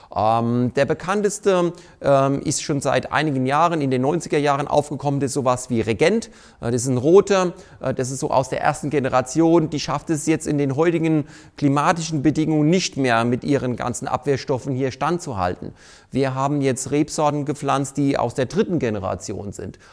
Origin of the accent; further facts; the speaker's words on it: Mainz, Rhineland-Palatinate, Germany; moved away as an adult; now in Kirchheim, Germany; ich bin ja kein gebürtiger Pfälzer, so wie man es vielleicht auch in meiner Aussprache schon hört. Ich komme in der Nähe von Mainz, besser gesagt, ich bin genau in Mainz geboren, äh, bin aber auf einem Weingut groß geworden